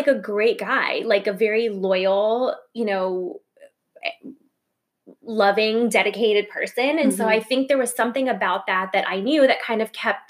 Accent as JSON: {"language": "English", "town": "Plantation", "region": "Florida", "country": "United States", "tie": "born or raised there", "also_born_or_lived": "New York", "said": "I grew up in Plantation, Florida, which is like a suburb of Fort Lauderdale."}